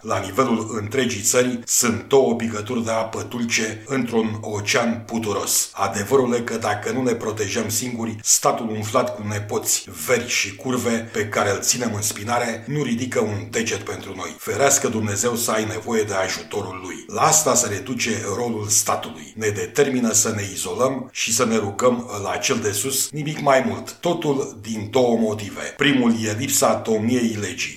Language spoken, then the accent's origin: Romanian; Romania; ca român